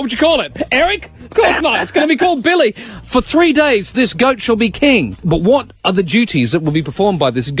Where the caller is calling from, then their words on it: Australia; I'm calling you from Australia, from a radio station called Triple M.